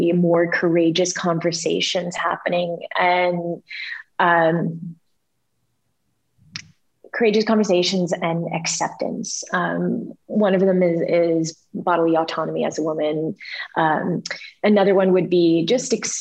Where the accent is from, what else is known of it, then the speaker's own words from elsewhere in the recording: United States; moved away as an adult; I'm an American Christian